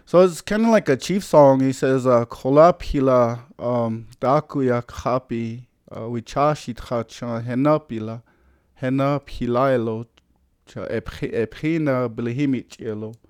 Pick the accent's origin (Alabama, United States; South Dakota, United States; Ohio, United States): South Dakota, United States; I'm from the Oyuch Pei band, uh, where we settled down in, um, Anderson, South Dakota